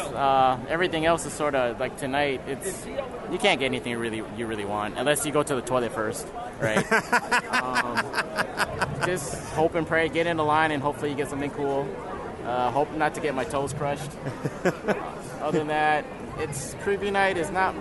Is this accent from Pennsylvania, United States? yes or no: no; Seattle, Washington, United States